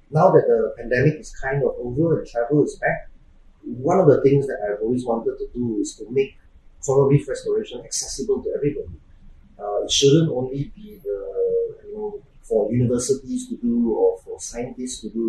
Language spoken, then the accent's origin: English; Singapore; so, I'm Singaporean. I born and bred there